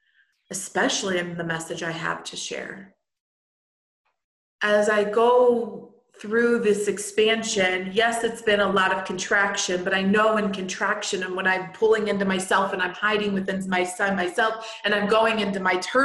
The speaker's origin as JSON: {"language": "English", "town": "St. Louis", "region": "Missouri", "country": "United States", "tie": "born or raised there", "moved": "as an adult", "lives_now": "Jackson Hole, United States", "said": "we would be moving from Jackson Hole, Wyoming, back to our hometown of St. Louis, Missouri"}